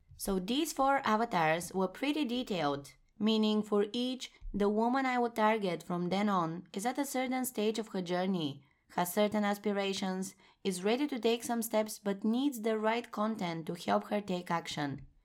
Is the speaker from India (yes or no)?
no; Bulgaria; moved away as an adult; now in Amsterdam, Netherlands; four years ago, I moved from my home country, Bulgaria, to the Netherlands, where I now reside in Amsterdam